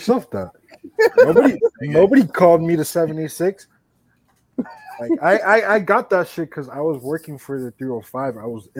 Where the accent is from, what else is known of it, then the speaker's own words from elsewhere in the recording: Miami-Dade, Florida, United States; I'm the 786 for a reason. I'm from Dade Holmes.